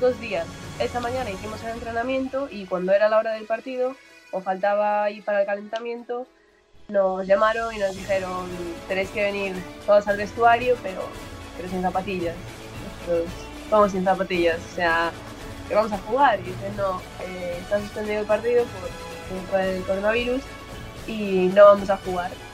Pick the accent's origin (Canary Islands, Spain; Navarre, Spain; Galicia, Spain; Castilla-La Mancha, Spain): Galicia, Spain; moved away as an adult; now in Pittsburgh, United States; yo soy de Galicia